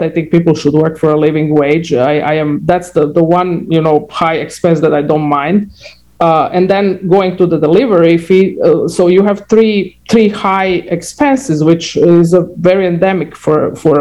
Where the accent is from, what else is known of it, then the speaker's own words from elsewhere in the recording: Croatia; moved away; I'm from Croatia